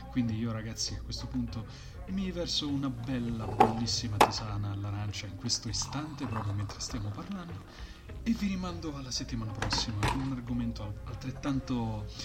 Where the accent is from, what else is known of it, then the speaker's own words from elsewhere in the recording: Rieti, Lazio, Italy; abbiamo scoperto che uno è campano, uno è triestino, un altro è romano io sono di Rieti, però ho un spazio tra Rieti e Roma